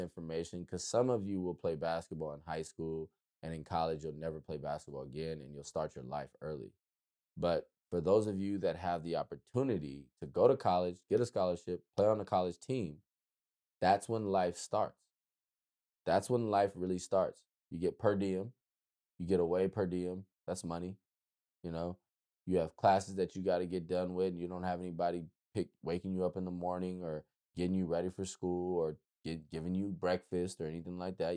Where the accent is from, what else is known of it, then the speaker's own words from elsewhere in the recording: United States; we're American